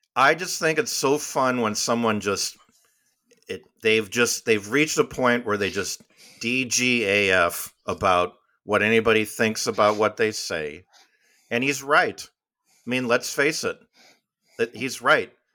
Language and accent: English; Midwest, United States; now in the South, United States; we, we grew up in the Midwest.